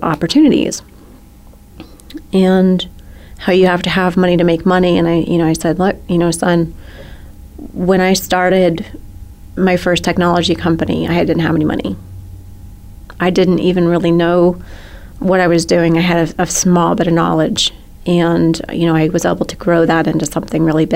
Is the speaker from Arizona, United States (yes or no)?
yes; Arizona, United States; moved away; I'm a girl from Arizona